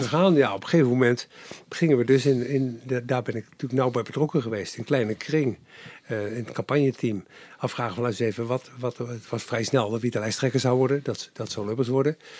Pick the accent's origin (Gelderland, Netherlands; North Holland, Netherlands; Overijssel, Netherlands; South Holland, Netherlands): South Holland, Netherlands; Capelle aan den IJssel; ik ben geboren in Capelle aan de IJssel